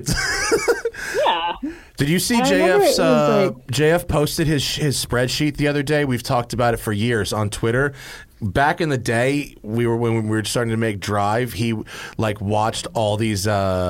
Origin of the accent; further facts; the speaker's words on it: New York, United States; I'm from New York